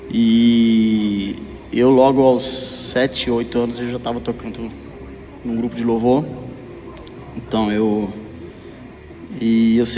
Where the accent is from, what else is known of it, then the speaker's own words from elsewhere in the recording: Minas Gerais, Brazil; moved away as an adult; also born or lived in São Paulo; Eu sou de Minas, eu sou mineiro. Eu me mudei para o interior de São Paulo para montar uma firma e achei que eu ia ficar muito rico.